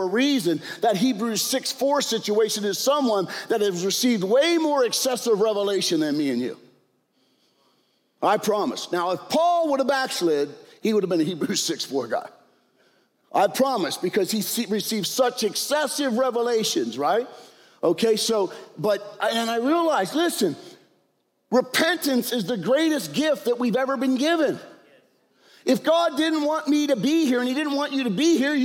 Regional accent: York, Pennsylvania, United States; We're all from York, PA

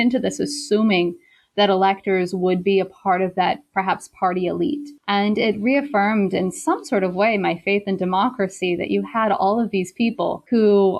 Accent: South Carolina, United States; moved away as an adult; also born or lived in Beijing, China; I'm originally from South Carolina, and I did my undergraduate in South Carolina at Wofford College.

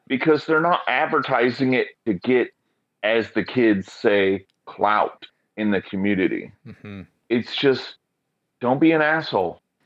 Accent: Oklahoma, United States; moved away as an adult; now in Portland, United States; I come from Oklahoma

